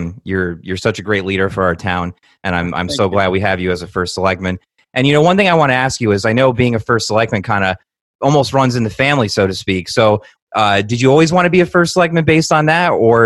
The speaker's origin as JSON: {"language": "English", "town": "Newtown", "region": "Connecticut", "country": "United States", "tie": "born or raised there", "said": "my hometown of Newtown, Connecticut"}